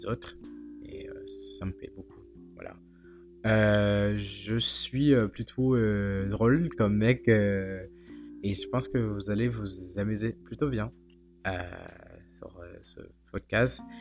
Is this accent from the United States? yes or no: yes; United States; je suis américain